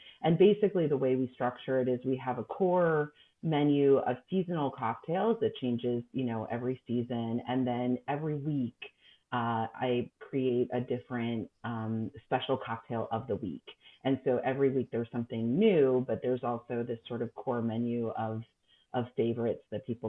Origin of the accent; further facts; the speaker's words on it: New York, United States; moved away as an adult; now in Paris, France; I love New York. I, you know, grew up in New York